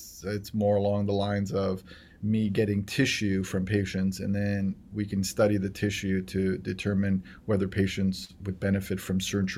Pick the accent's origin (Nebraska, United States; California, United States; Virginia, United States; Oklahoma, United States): California, United States; Los Angeles; also born or lived in Aleppo, Syria; I was born in 1971. I came to the States in 1978. Came to LA, went to public school throughout LA, went to Vine Street Elementary, LeConte Junior High School, Fairfax High School, then went on to do my undergraduate education here at UCLA.